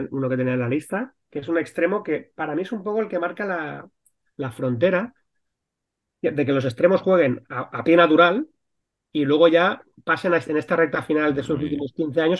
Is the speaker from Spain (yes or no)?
yes; Fuente del Espino, Castilla-La Mancha, Spain; Yo me acuerdo perfectamente en mi pueblo. Yo mi pueblo es en Cuenca, eh, pero todo el mundo que hay ahí